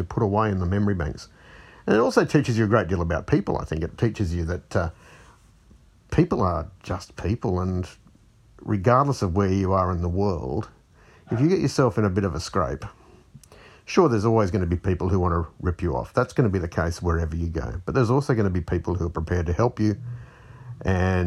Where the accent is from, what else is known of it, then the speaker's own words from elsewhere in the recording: Fiji; moved away; I grew up in Fiji